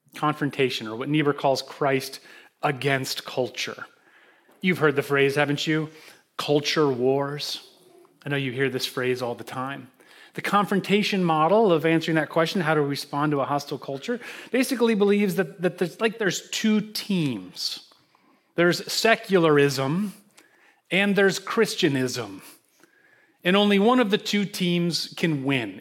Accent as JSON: {"language": "English", "town": "Holland", "region": "Michigan", "country": "United States", "tie": "born or raised there", "moved": "yes", "lives_now": "Greenwich, United States", "said": "I withdrew to my hometown, Holland, Michigan"}